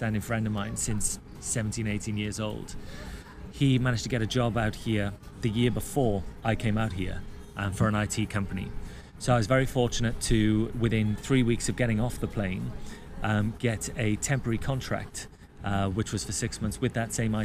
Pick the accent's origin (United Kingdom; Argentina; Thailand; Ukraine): United Kingdom; moved away as an adult; I'm a Brit